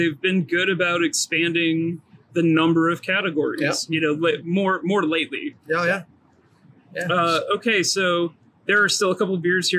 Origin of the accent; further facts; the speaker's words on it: Louisiana, United States; I grew up in Louisiana, so I'm used to spicy.